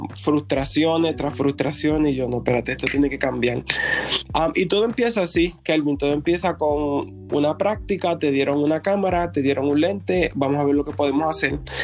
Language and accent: Spanish; Puerto Rico; moved away as an adult; now in Georgia, United States; llevo aquí en Georgia um, hace siete años. Um, salí de Puerto Rico um, cuando terminé mis estudios